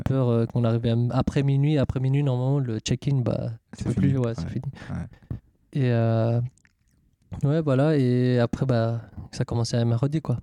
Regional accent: Switzerland; je suis suisse

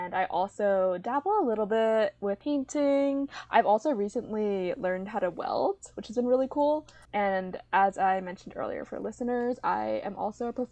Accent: Pingxiang, Jiangxi, China; And as you mentioned, I'm a Chinese adoptee. But specifically, I'm from Pingxiang, Jiangxi. So, any listeners out there who are from my home city, welcome.

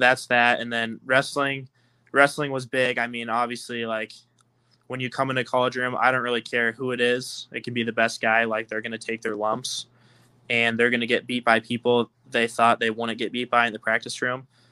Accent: Altoona, Iowa, United States; moved away; I'm from Altoona, Iowa. I went to high school at Southeast Polk

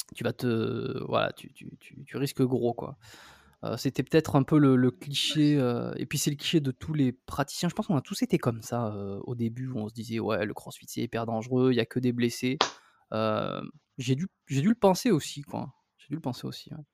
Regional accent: south-west France, France; accent: French; moved away as an adult; also born or lived in Bordeaux; now in Montreal, Canada; je suis né en France, dans le, le sud-ouest, j'ai fait mes études là-bas.

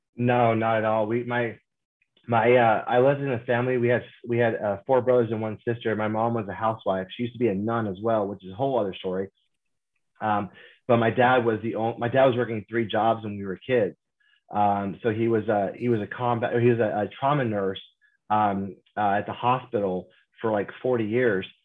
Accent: Kansas, United States; moved away as an adult; growing up in Kansas, there's no film industry

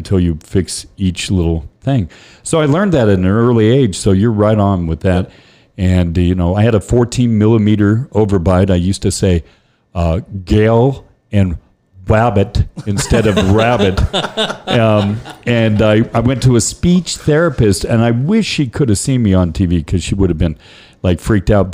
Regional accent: Arvada, Colorado, United States; also born or lived in Lubbock, Texas; now in El Paso, United States; I grew up in Arvada, Colorado, which is now one of the most desirable

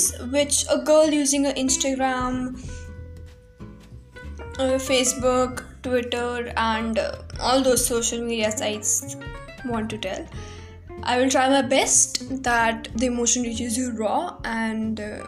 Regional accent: Punjab, India; I'm an Indian. Basically a Punjabi.

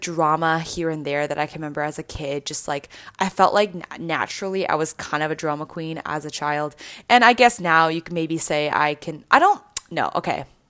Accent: Canada; moved away; growing up, I grew up in Canada

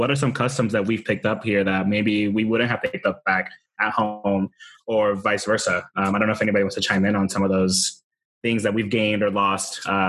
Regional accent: Caracas, Capital District, Venezuela; now in United States; being from Venezuela. Like, I grew up in Caracas, and I'm like, that's in the city. Like, we had like the tall buildings, and like life was normal.

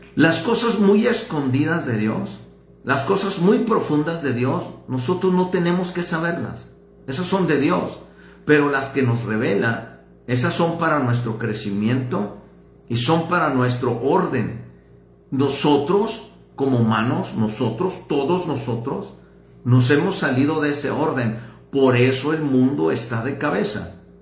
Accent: Ciudad Juárez, Chihuahua, Mexico; soy de Ciudad Juárez

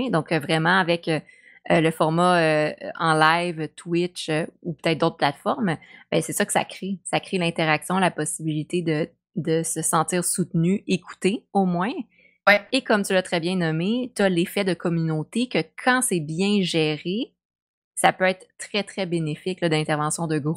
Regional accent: Quebec, Canada; tu sais, on est québécois

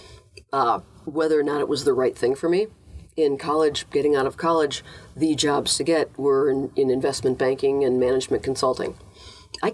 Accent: Minnesota, United States; moved away; as a Minnesotan

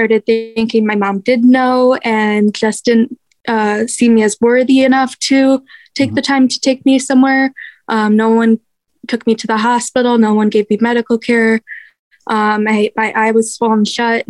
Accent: Michigan, United States; first 10 years of my life, I was over on the Detroit side of Michigan, a little town called Bald Lake

